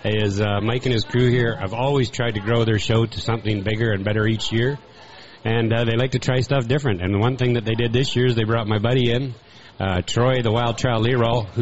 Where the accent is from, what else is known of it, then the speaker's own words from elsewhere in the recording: Canada; I'm from Canada